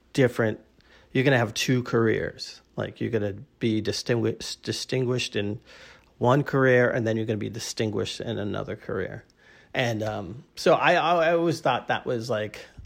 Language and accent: English; Boston, Massachusetts, United States; we're both from Boston. My great aunt, who lived around the corner from me